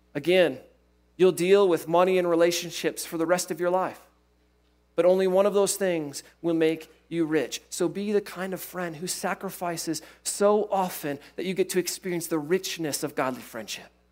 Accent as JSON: {"language": "English", "region": "Iowa", "country": "United States", "tie": "born or raised there", "said": "I grew up in Iowa"}